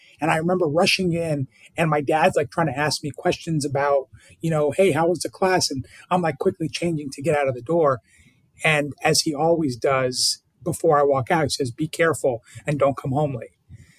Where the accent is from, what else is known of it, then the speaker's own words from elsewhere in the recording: Burke, Virginia, United States; In Burke, Virginia, Northern Virginia.